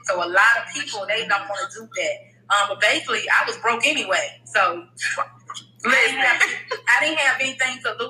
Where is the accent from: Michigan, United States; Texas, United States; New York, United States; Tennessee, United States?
Tennessee, United States; Memphis; moved away as an adult; now in Atlanta, United States; I am from Memphis, Tennessee, but I have been living in Atlanta for 4 years. I moved from Memphis.